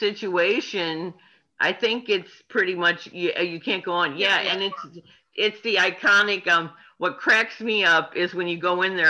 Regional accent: Belleville, Illinois, United States; I grew up in Belleville.

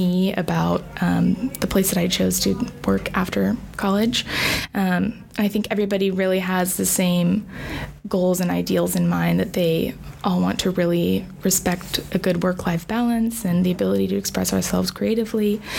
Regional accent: Tulsa, Oklahoma, United States; I grew up in Tulsa

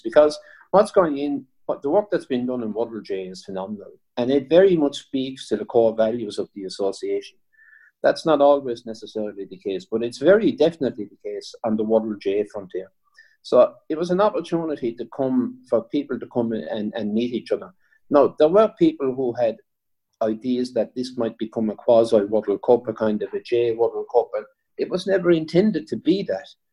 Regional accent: Waterford, Munster, Ireland; I suppose I'm from Waterford

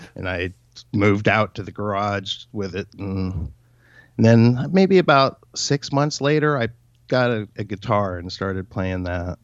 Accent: Torrance, California, United States; I grew up in Torrance, California.

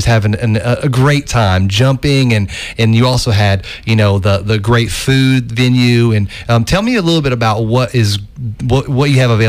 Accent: Oak Ridge, Tennessee, United States; I grew up in Oak Ridge, and I have a heart for Oak Ridge.

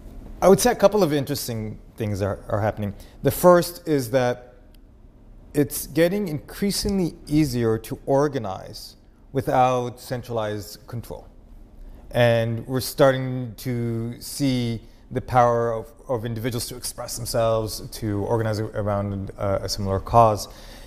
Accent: Israel; accent: Israeli Texan; English is a second language; also born or lived in Texas, United States; No one ever guesses where my accent's from, right? It's this, like, Israeli Texan, shalom y'all.

